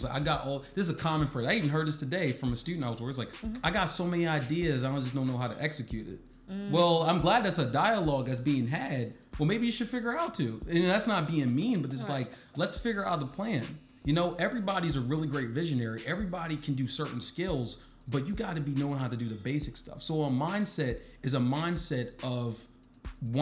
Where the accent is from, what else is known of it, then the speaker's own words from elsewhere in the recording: Baltimore, Maryland, United States; I'm from Baltimore